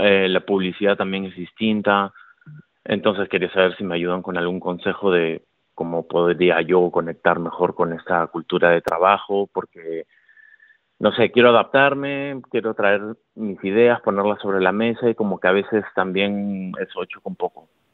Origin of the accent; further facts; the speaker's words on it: Peru; moved away as an adult; also born or lived in Lima; now in Spain; soy de Perú, pero bueno, ya tengo tiempo viviendo en España.